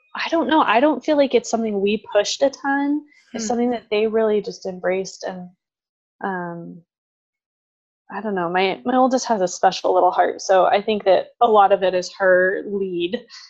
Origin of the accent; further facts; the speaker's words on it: San Diego, California, United States; moved away as an adult; also born or lived in Franciscan University (Steubenville, Ohio); now in Idaho, United States; I grew up in San Diego